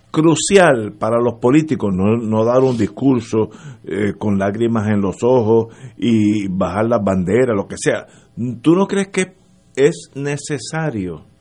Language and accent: Spanish; Puerto Rico; yo era puertorriqueño, soy puertorriqueño, pero regresé a Puerto Rico hace poco, digo hace poco, hace 20, 25 años.